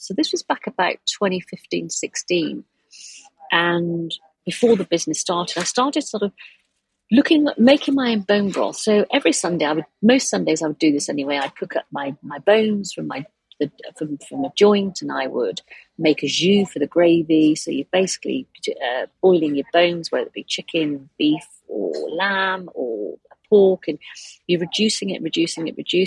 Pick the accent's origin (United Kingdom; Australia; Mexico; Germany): United Kingdom; I am British